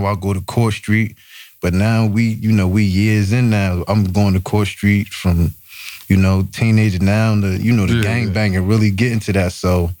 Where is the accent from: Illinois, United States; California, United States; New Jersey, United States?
New Jersey, United States; Newark; also born or lived in Irvington, New Jersey; I'm from Newark